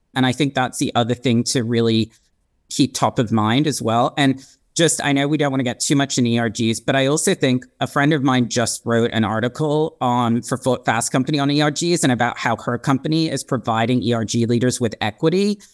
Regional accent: Hong Kong; now in Los Angeles, United States; I'm half British, half Swiss, and I was born and raised in Hong Kong.

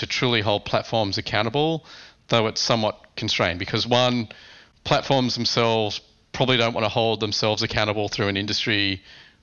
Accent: Australia; moved away as an adult; now in United States; As an Australian, I think

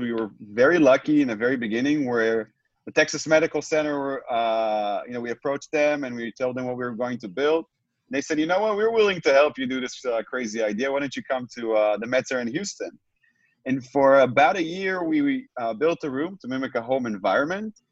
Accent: Tel Aviv, Tel Aviv District, Israel; I'm joining uh, you both from uh, from where I was born, from Israel, from Tel Aviv, Israel

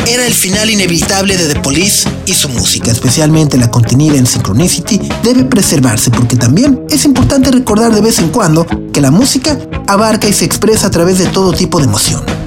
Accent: Mexico

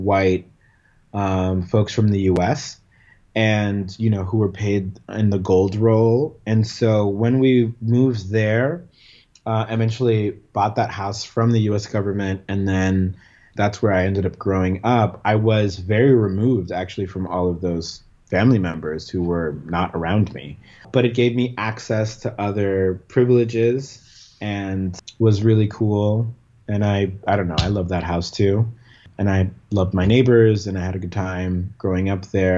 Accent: Panama; moved away as an adult; we had two family homes that I grew up in Panama until I was 17

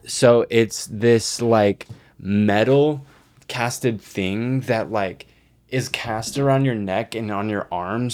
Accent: Texas, United States; I grew up in Texas

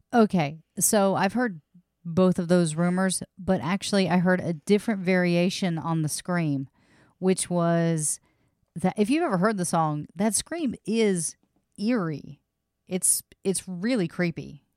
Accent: Louisiana, United States; I was born in Louisiana.

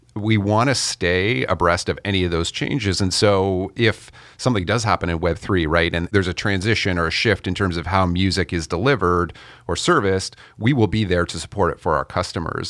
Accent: Canada; I'm Canadian

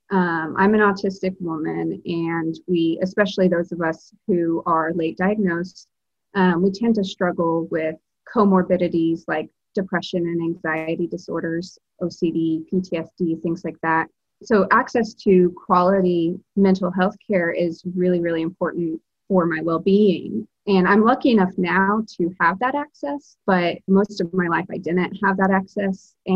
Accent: Alabama, United States; now in Massachusetts, United States; I'm originally from Alabama, but I live in Massachusetts.

